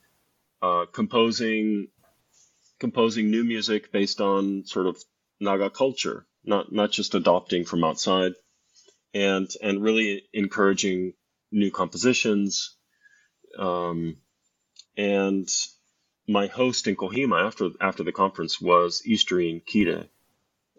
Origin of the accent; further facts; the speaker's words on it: United States; also born or lived in Scotland; I'm originally from the United States